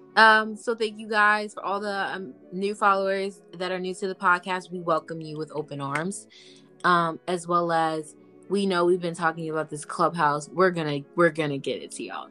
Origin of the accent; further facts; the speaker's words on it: United States; I'm from America. I signed up and I put I live in the US